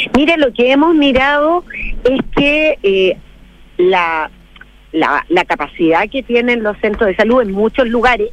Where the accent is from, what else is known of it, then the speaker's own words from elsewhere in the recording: Rengo, O'Higgins, Chile; yo soy de Rengo